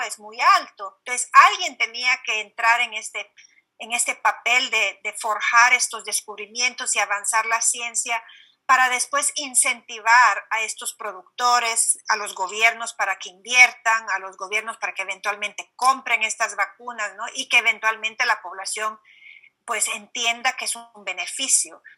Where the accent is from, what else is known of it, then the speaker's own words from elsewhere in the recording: Honduras; moved away; creciendo en Honduras